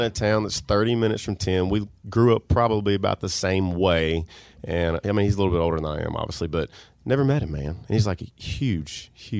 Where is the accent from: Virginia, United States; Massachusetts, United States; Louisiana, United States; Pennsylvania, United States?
Louisiana, United States; Bastrop; If you're going to go to Bastrop, Louisiana, the town that I grew up in.